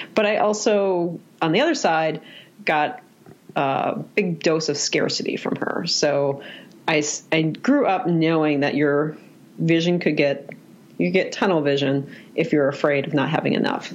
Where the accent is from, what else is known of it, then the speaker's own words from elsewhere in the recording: Minnesota, United States; I am from Minnesota